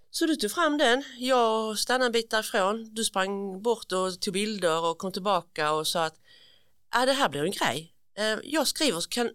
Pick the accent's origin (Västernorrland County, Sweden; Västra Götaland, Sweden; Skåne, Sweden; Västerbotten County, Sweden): Skåne, Sweden; Munka Ljungby; also born or lived in Malmö; Jag är uppväxt i Munka Ljungby